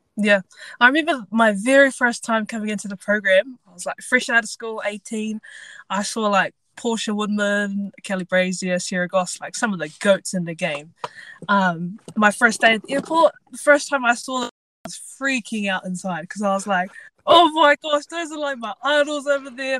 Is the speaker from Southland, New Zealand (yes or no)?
yes; Invercargill, Southland, New Zealand; I am from Invercargill, so the very bottom of New Zealand, down south.